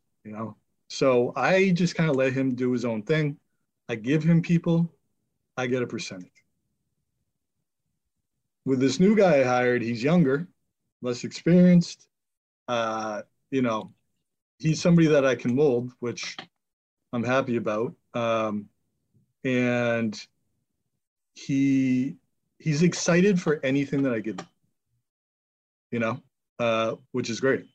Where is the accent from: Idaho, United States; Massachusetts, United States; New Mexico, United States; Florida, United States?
Massachusetts, United States; Marblehead; also born or lived in Billerica; I moved back to my hometown, Marblehead